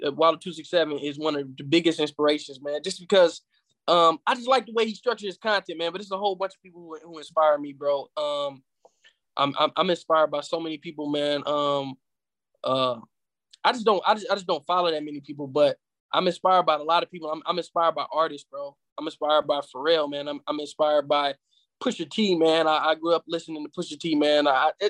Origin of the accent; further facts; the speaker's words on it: Flint, Michigan, United States; my hometown, Flint, Michigan